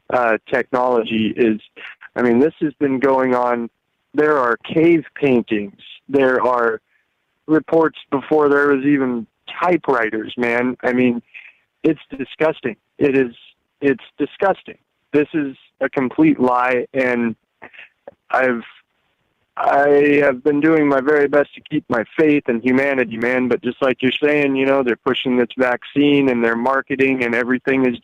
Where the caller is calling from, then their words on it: Alaska, United States; from Alaska.